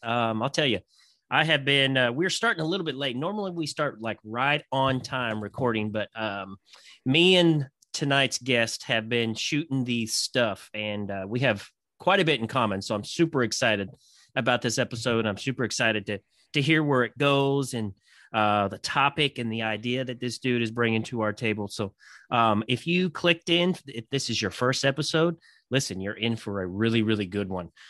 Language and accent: English; Kentucky, United States; I'm from Kentucky.